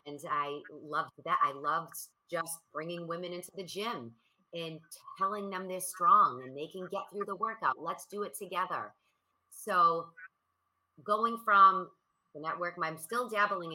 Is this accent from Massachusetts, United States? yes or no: yes; Boston, Massachusetts, United States; I am from Boston, so it's cold and it's freezing